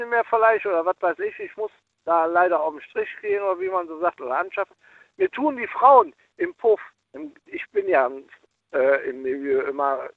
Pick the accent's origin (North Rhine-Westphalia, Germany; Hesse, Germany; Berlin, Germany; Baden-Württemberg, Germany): North Rhine-Westphalia, Germany; Cologne; ich komme aus Köln und da gibt es hier Schäfers Nas und der lange Tünn, mit dem ich Kontakt habe, immer noch.